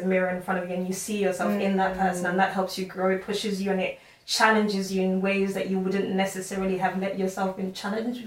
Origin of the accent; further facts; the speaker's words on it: Nigeria; moved away; I grew up in Nigeria, coming from Nigeria. So at the time I moved here